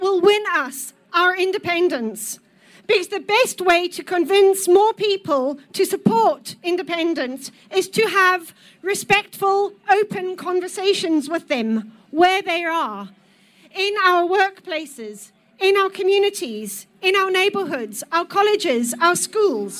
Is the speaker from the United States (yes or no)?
no; South Africa; now in Scotland, United Kingdom; I am a Scot by choice. I'm a South African